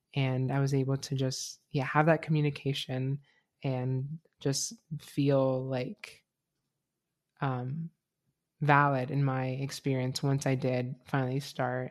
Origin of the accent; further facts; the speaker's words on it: Florida, United States; now in Gainesville, United States; my hometown is pretty conservative